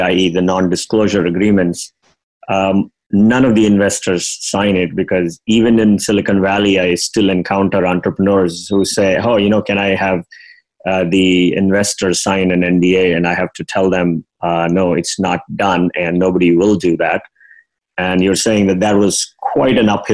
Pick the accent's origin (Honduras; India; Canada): India; moved away; I come from the Indian culture, where while growing up